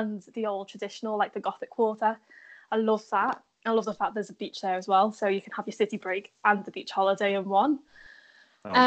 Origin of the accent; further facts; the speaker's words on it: Liverpool, North West England, United Kingdom; being a Scouser. We are actually some of the most friendliest people.